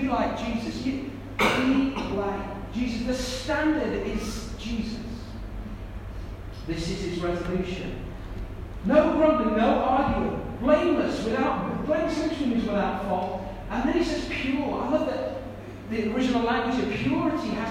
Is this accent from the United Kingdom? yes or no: yes; United Kingdom; I'm British